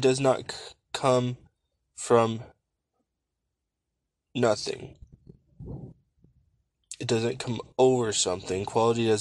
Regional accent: Nebraska, United States; Growing up in Nebraska, I was blessed to have a grandfather that always took me and my cousins fishing

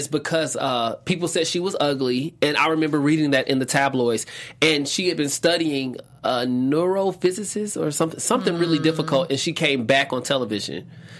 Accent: Atlanta, Georgia, United States; I'm from Atlanta.

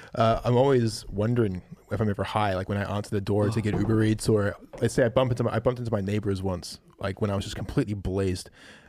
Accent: New Zealand; We're from New Zealand.

